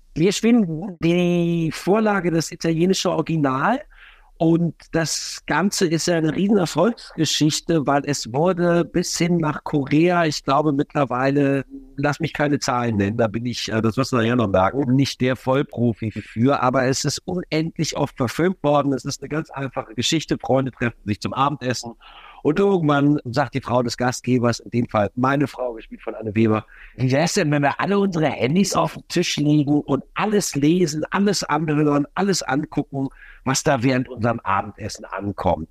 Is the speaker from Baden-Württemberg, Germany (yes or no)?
no; Düsseldorf, North Rhine-Westphalia, Germany; now in Berlin, Germany; bin selber Düsseldorfer